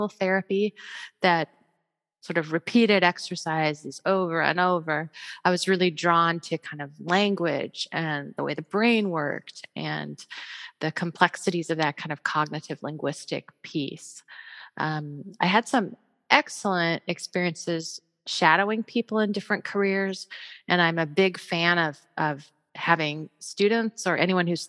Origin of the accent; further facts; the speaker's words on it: Ames, Iowa, United States; I grew up in Iowa as well, in Ames, in fact. So Ames is my hometown where Iowa State is